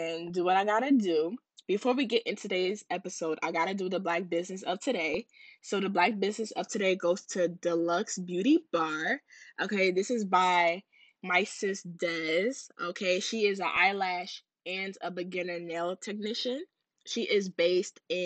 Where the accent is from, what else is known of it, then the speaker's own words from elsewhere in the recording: Ghana; I'm Ghanaian.